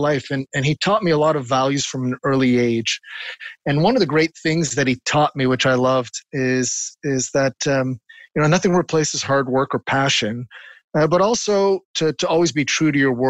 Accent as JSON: {"language": "English", "town": "Montreal", "region": "Quebec", "country": "Canada", "tie": "born or raised there", "said": "he was very involved with the Montreal Symphony, the orchestra here in Montreal. Mm. And because of that, growing up on Tuesday nights, often the guests would come to our home"}